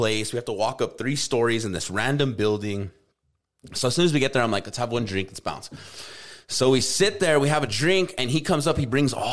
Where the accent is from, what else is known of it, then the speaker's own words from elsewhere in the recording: United States; I'm from America